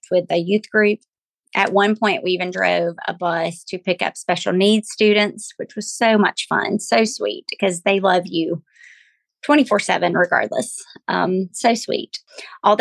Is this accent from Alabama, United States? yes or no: yes; Glencoe, Alabama, United States; now in Auburn, United States; I was born and raised in Glencoe, Alabama, to precious parents who raised me to love the Lord.